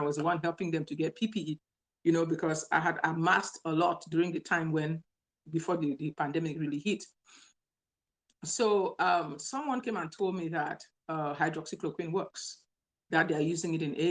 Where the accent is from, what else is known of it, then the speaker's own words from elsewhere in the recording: Cameroon; also born or lived in Nigeria; now in Louisiana, United States; I'm originally from Cameroon, Central Africa